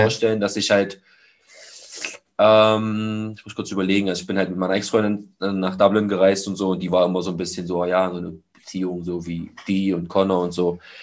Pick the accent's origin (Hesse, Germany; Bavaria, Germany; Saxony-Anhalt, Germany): Saxony-Anhalt, Germany; Magdeburg; zwei Gyms hier in meiner Heimatstadt, die ich besuche